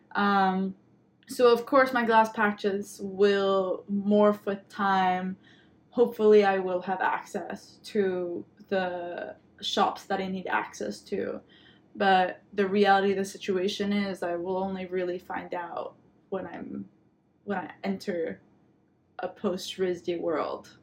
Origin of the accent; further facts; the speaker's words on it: Quebec, Canada; my Quebecois identity and um, being Franco Canadian